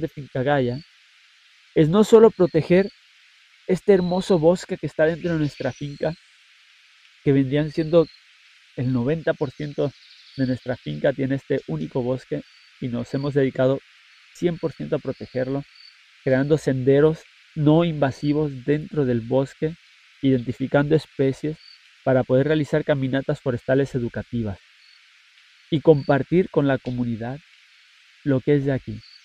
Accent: Puerto Rico; nosotros mismos como puertorriqueños

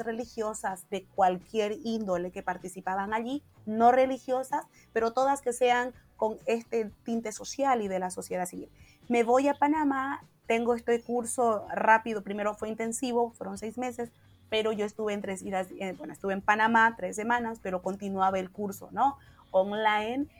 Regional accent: Santa Cruz de la Sierra, Santa Cruz, Bolivia; Entonces migraron hacia Santa Cruz y nada, es el lugar que conocí, lo único que conocí, por eso mi acento y conozco mis raíces también, pero sí, el acento se quedó

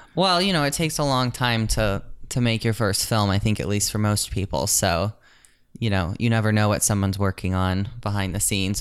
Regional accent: St. Louis, Missouri, United States; now in Los Angeles, United States; I'm from Saint Louis

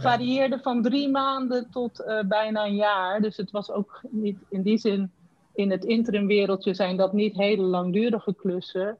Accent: Randstad, Netherlands; ik kwam uit de Randstad

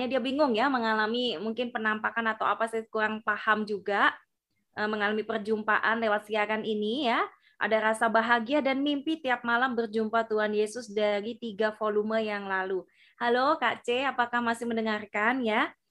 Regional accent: Java, Indonesia; mohon maaf karena kami dari Jawa ya asli Jawa jadi kurang paham juga ya untuk bahasa-bahasa yang ada di luar pulau

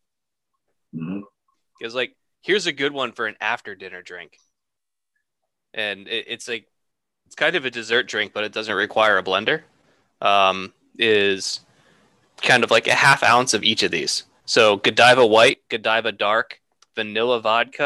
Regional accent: Troy, New York, United States; Justin and I grew up outside of Troy

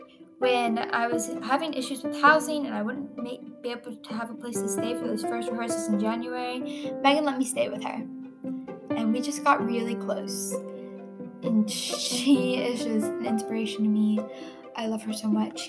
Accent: North Louisiana, United States; I was raised in North Louisiana

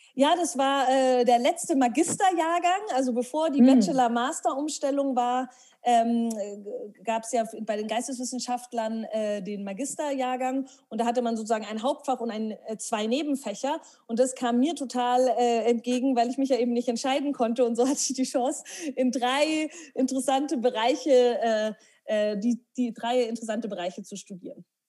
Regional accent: Herrsching am Ammersee, Bavaria, Germany; now in Munich, Germany; ich bin in Hersching am Ammersee aufgewachsen

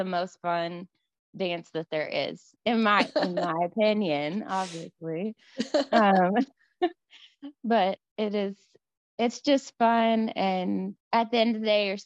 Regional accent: Mississippi, United States; moved away as an adult; now in Nashville, United States; I'm from Mississippi and the hospitality state

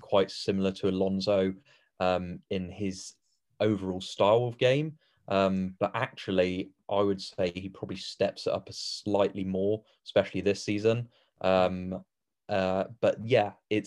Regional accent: England, United Kingdom; us being English

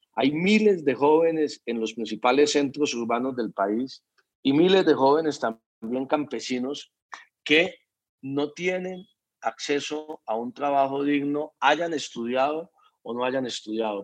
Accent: Colombia; como colombiano

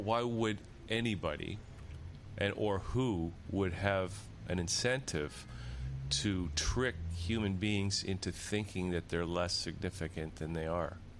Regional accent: Niagara Peninsula, Ontario, Canada; my hometown is in the Niagara Peninsula

